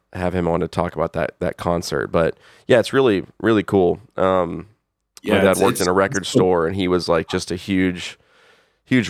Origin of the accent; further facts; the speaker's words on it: the South, United States; I grew up in the South